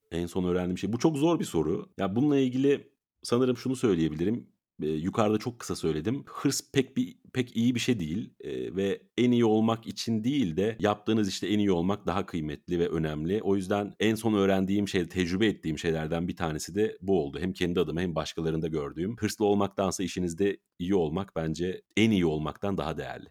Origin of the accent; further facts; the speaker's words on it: İzmir, Turkey; moved away; İzmir'e e, doğduğum yere